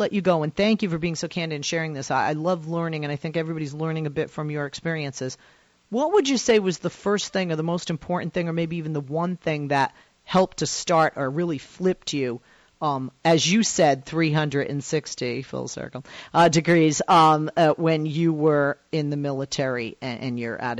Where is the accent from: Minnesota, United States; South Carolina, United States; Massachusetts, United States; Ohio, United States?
Massachusetts, United States; Boston; I grew up in Boston